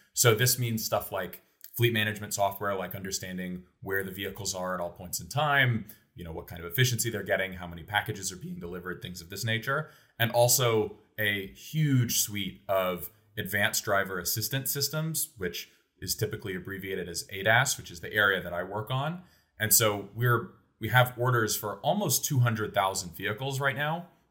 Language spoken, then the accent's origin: English; Oldham County, Kentucky, United States; moved away as an adult; my family moved to Kentucky in two thousand four when I was, like, nine years old. So even to this day, when people ask where I'm from, I always say I'm from Kentucky. Uh, specifically, I grew up in Oldham County